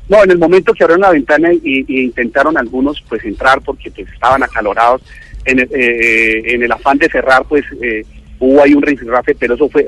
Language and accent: Spanish; Caribbean Region, Colombia; Yo, como costeño